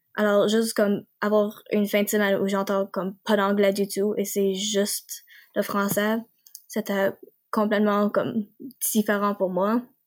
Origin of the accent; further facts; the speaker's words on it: Nova Scotia, Canada; accent: Acadian / Nova Scotia; je viens de la Nouvelle-Écosse